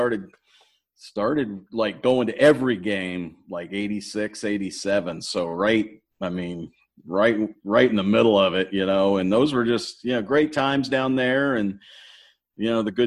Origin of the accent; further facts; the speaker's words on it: Miami, Florida, United States; also born or lived in Broward County, Florida / Columbus; I was born in Miami. I grew up, you know, I remember on my way to Gratney Elementary in Miami